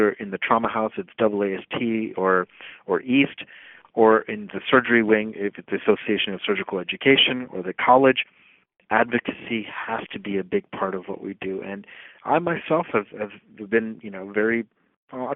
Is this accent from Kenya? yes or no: no; Uttar Pradesh, India; now in United States; Uttar Pradesh is the name of the state in India. It's the largest state in India. It's my home state. I was born in that state